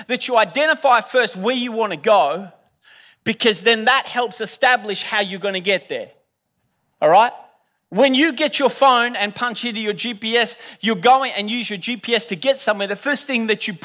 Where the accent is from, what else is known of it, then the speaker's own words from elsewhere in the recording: Australia; I'm Australian